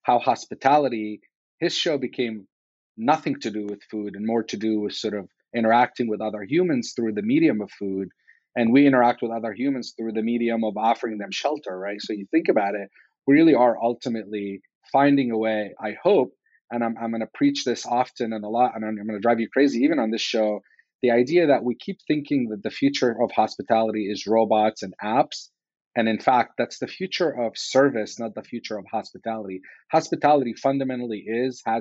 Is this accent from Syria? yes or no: yes; Damascus, Damascus Governorate, Syria; moved away as an adult; now in United States; I was born in the Middle East in Damascus, Syria